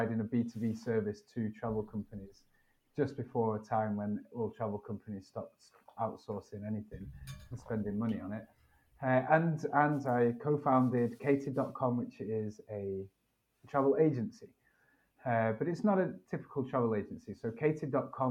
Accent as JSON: {"language": "English", "country": "United Kingdom", "moved": "as an adult", "said": "I'm from Britain"}